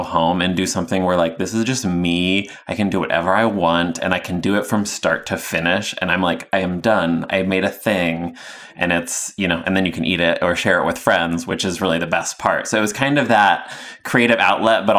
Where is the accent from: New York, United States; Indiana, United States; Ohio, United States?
Indiana, United States; moved away; also born or lived in Chicago; I'm originally from Indiana